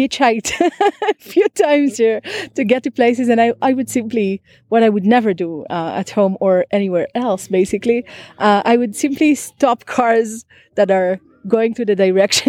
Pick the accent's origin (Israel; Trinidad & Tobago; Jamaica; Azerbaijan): Israel; I'm from Israel